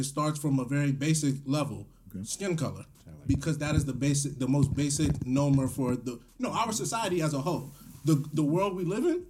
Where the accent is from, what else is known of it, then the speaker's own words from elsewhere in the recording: United States; because I am from America.